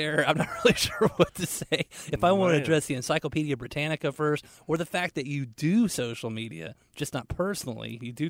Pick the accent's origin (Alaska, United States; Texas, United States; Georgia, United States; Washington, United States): Georgia, United States; Atlanta; I grew up in Atlanta.